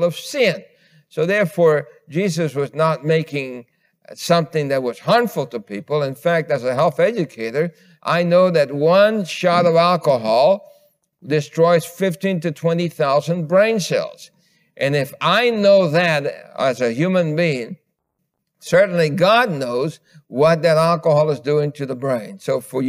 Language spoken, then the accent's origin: English; New York City, New York, United States; growing up in New York City